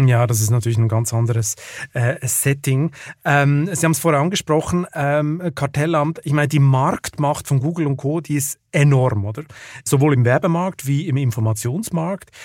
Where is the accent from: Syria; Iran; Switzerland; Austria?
Switzerland; Lucerne; ich komme ja aus Luzern